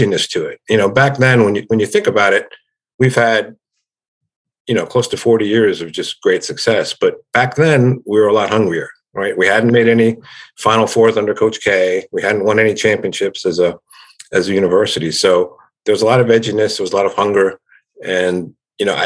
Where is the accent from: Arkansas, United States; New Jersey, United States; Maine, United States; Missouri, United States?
New Jersey, United States; moved away as an adult; I grew up in New Jersey, right? So I was another New Jersey person going to Duke.